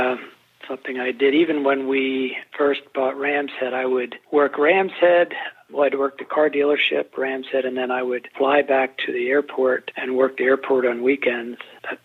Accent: Topton, Pennsylvania, United States; moved away; also born or lived in Annapolis, Maryland; I'm originally Topton, Kutztown, near Allentown.

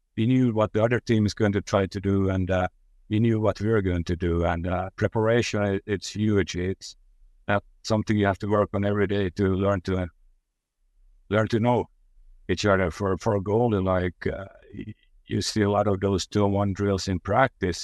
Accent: Finland; I'm from Finland

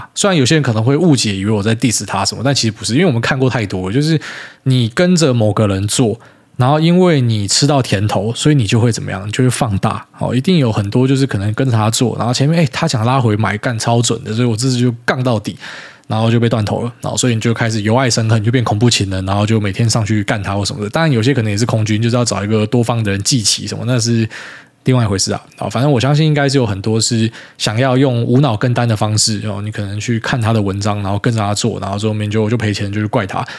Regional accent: Miaoli County, Taiwan; now in Taipei, Taiwan; 我本来是苗栗人嘛，我跑来台北大台北地区当都市人之后

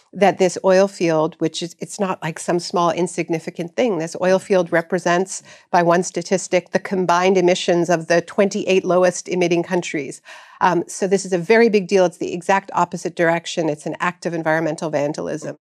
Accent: Canada; I'm here from Canada on book tour, and my country is still partially on fire

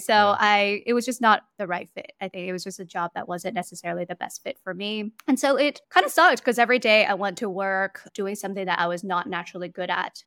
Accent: Hong Kong; moved away as an adult; also born or lived in New York, United States; now in Singapore; I was born and raised in Hong Kong, basically spent my entire life there until university

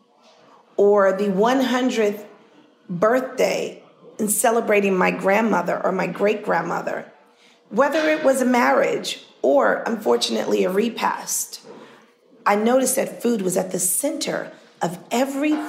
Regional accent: New York City, New York, United States; growing up in Harlem

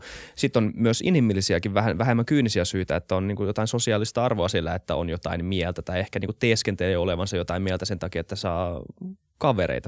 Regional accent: Helsinki, Uusimaa, Finland; mä ollaan Helsingistä, mä oon tämmöisessä mm. niin kuin vähän Helsinki-kuplassa, mikä nyt onkaan, niin kuin täällä kasvanut

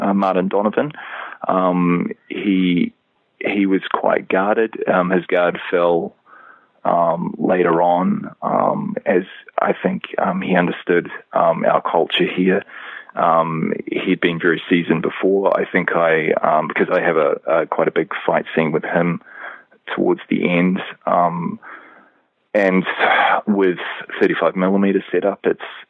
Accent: New Zealand; down here in New Zealand

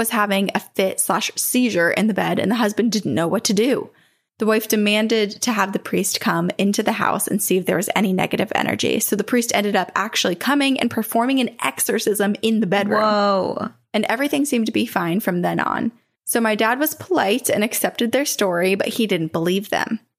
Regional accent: Queensland, Australia; accent: Australian; I'm from Australia.

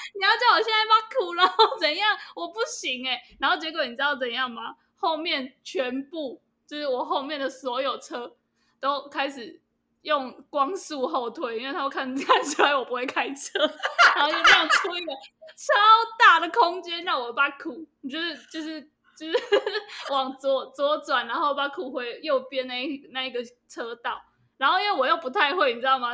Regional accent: Kaohsiung, Taiwan; now in Taipei, Taiwan; 我的家乡高雄

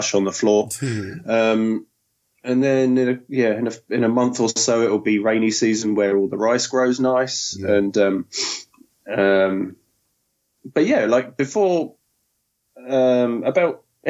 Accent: Chichester, South East England, United Kingdom; moved away as an adult; now in Japan; I'm from a small town called Chichester.

